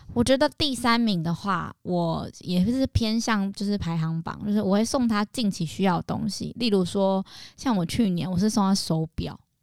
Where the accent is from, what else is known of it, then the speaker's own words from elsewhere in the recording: Tainan, Taiwan; 我妈是在台中工作，我在台南给阿妈带